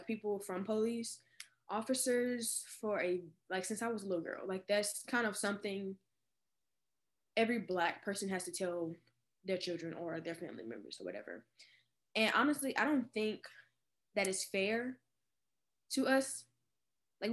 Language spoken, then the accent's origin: English; Baton Rouge, Louisiana, United States; I'm 18 and I am from Baton Rouge, Louisiana